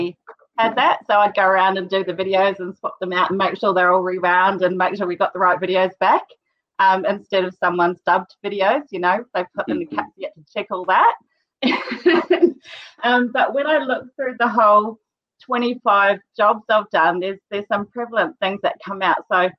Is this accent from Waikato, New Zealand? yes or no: no; Rotorua, Bay of Plenty, New Zealand; now in North Canterbury, New Zealand; I was born in Rotorua too